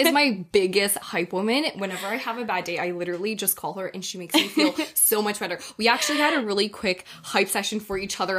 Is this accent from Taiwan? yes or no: yes; Taiwan; now in Toronto, Canada; I am, I guess you could say Chinese, but if you want to be real specific, specific, I'm actually from Taiwan. My family, my whole family is from Taiwan. Right now, I actually live in Toronto full time